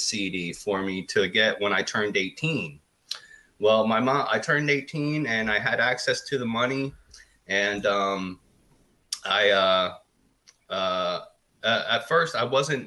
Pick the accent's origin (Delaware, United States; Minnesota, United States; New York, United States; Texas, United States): Delaware, United States; Lower; also born or lived in Pottstown, Pennsylvania; I was born in Pottstown, Pennsylvania. I lived in PA till I was 6. Then I moved down to Lower Delaware